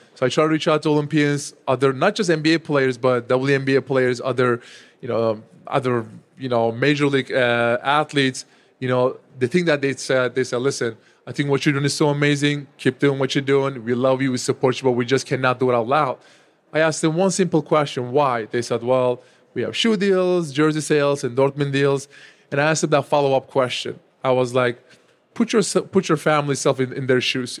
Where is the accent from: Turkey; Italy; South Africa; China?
Turkey; now in United States; when I was growing up in my home country, Turkey